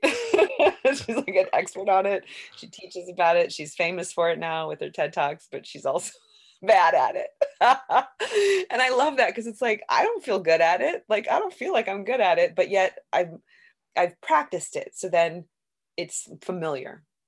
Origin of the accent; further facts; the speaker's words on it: Duluth, Minnesota, United States; also born or lived in Los Angeles; now in Minneapolis, United States; I'm from Minnesota originally, I grew up in Duluth